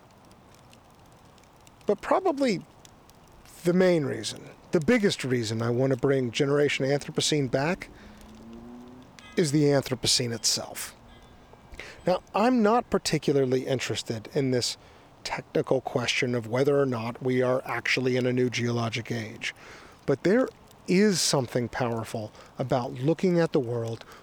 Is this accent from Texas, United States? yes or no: yes; Austin, Texas, United States; moved away; also born or lived in Bay Area, California; in late 2017, I moved to my hometown of Austin, Texas, which is where I am now